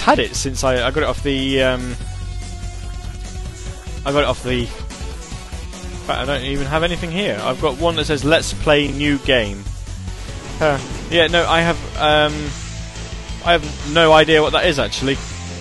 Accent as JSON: {"language": "English", "country": "United Kingdom", "said": "being British"}